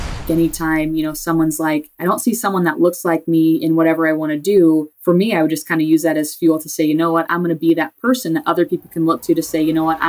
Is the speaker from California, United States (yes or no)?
no; Nebraska, United States; moved away as an adult; also born or lived in Wichita, Kansas; Growing up in Nebraska, was a huge Cornhuskers fan.